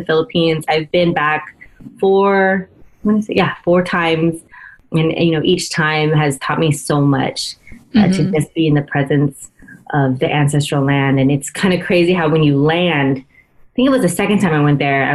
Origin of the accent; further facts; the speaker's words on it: Union City, California, United States; first language English; I grew up in Union City